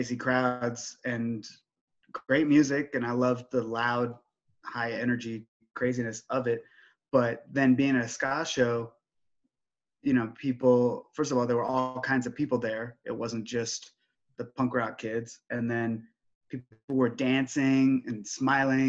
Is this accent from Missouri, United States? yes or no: no; Oregon, United States; I'm from Oregon